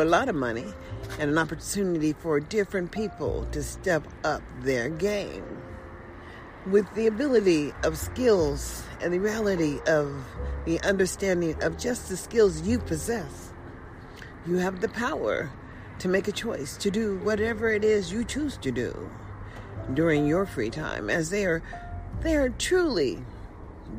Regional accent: United States; as an American citizen

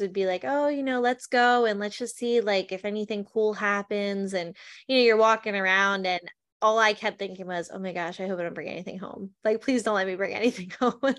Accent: New Jersey, United States; I grew up in New Jersey

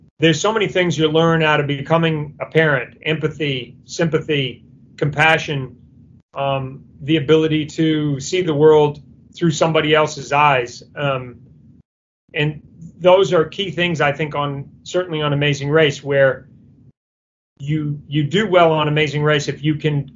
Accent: New Zealand; moved away; I'm originally from New Zealand.

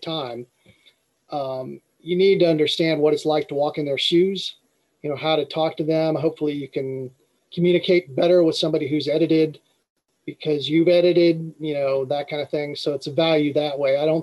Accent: Ohio, United States; moved away; I came from Ohio originally

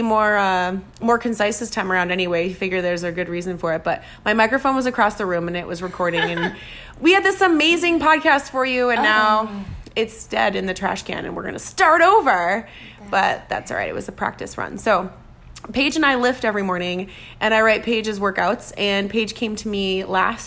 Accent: Minnesota, United States; moved away; I'm from Minnesota, which is, you know, next door.

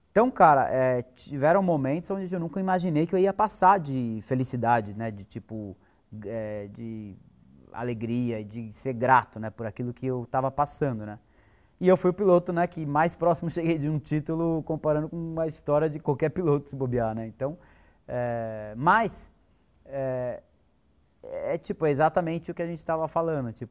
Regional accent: Botucatu, São Paulo, Brazil; Eu nasci em São Paulo, é, e eu tinha uns seis anos, eu mudei para Botucatu, então eu cresci em Botucatu.

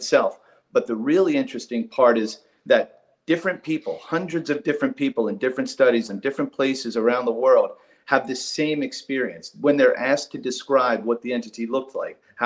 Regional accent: Northeast, United States; Born and raised in the Northeast, went to college, went to law school

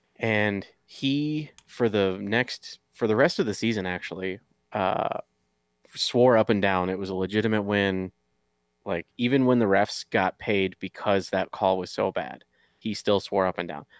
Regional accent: Michigan, United States; moved away; I'm from Michigan originally

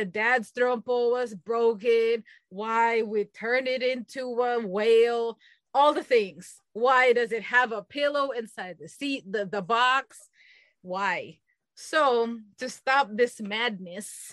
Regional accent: Philippines; moved away; growing up, I grew up in the Philippines

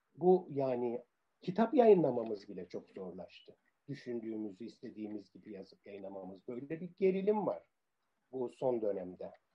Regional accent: Cyprus; first language Turkish; moved away as an adult; also born or lived in Cambridge / Nicosia / Paphos; now in Athens, Greece; İngiltere vatandaşı olarak İngiliz sömürge yılının son yılında doğdum. Ee, sonra Kıbrıs Cumhuriyeti vatandaşı olduk.

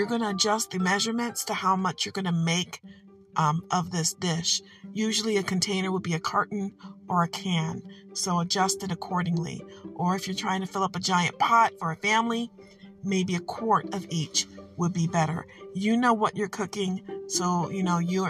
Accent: Michigan, United States; I'm from Michigan and we do what we want

